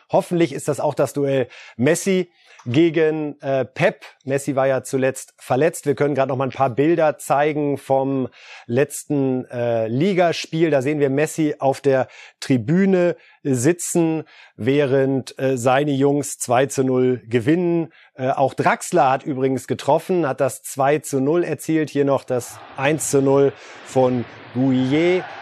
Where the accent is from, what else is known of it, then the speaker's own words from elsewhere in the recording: Germany; hier bei uns in Deutschland